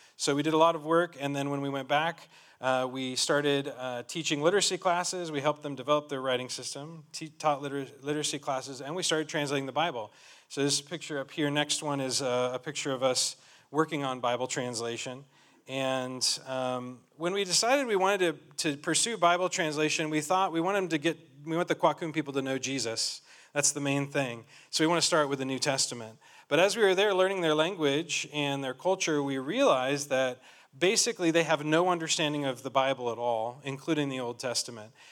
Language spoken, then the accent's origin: English; Colorado, United States; moved away as an adult; now in Cameroon; I grew up in Colorado